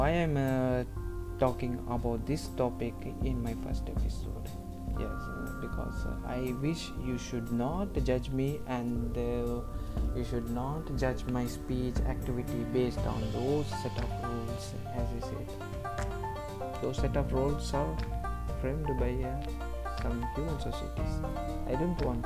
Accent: India; I'm born and brought up in Indian society

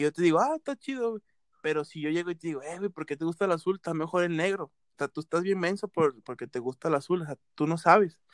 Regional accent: Veracruz, Mexico; yo soy de costa, o sea, yo soy costeño, soy de, Veracruz

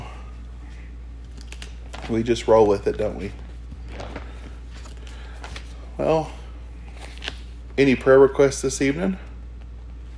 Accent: Arkansas, United States; I'm from Arkansas

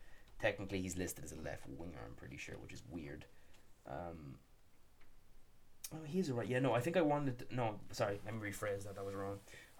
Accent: Ireland; We're Irish

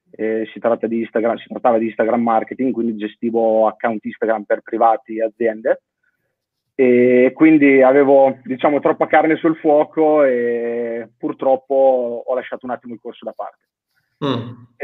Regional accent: Gabicce Mare, Marche, Italy; now in Varese, Italy; ho 28 anni e vengo da Gabizia Mare, un piccolo paesino tra l'Emilia Romagna e le Marche, vicino a Riccione.

